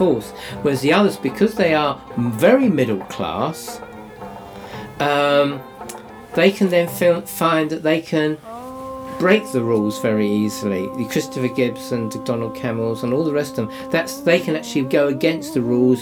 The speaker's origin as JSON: {"language": "English", "town": "Sidcup", "region": "London", "country": "United Kingdom", "tie": "born or raised there", "moved": "yes", "said": "I come from Sidcup, that's where I was born, and I'm living there again"}